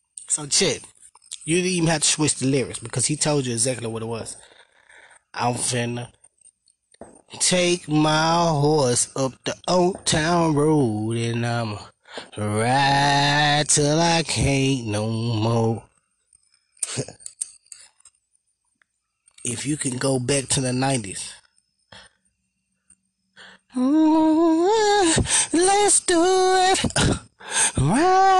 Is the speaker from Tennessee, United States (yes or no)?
yes; Memphis, Tennessee, United States; I'm from Now Memphis